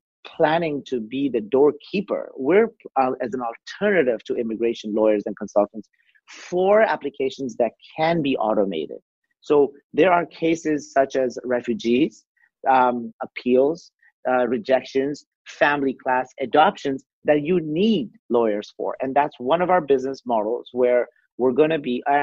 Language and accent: English; Canada; I, as a Canadian